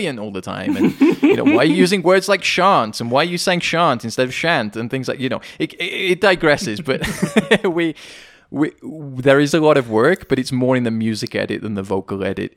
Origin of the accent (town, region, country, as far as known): United Kingdom; accent: British